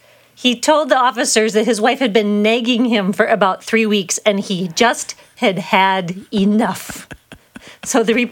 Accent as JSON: {"language": "English", "region": "Wisconsin", "country": "United States"}